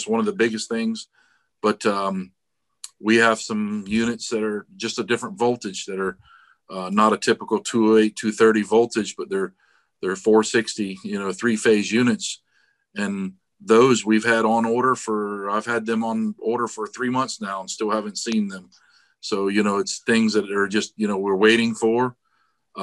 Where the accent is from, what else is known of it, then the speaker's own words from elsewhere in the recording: Daytona Beach, Florida, United States; also born or lived in Palm Coast, Florida; I was born in Daytona Beach, Florida. So born and raised in Florida